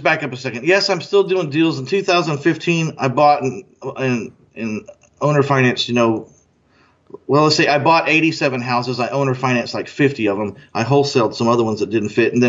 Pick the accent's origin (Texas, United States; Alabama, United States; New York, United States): Texas, United States; moved away; also born or lived in Orange County, California; I used to live in Orange County, but I was born in Texas, and I got back here as fast as I could.